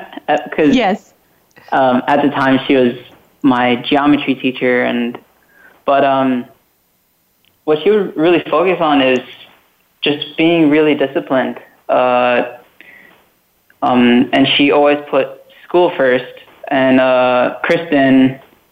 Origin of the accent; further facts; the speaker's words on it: Kona, Hawaii, United States; living in Kona, growing up around Ironman